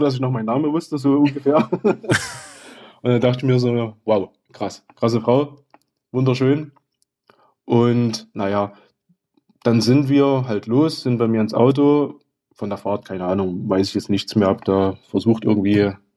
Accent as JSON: {"language": "German", "town": "Oederan", "region": "Saxony", "country": "Germany", "said": "ich komme aus Öderan."}